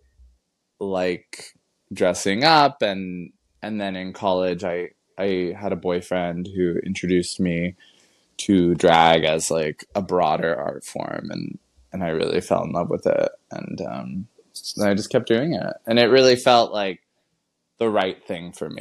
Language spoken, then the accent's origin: English; Los Angeles, California, United States; I'm from Los Angeles originally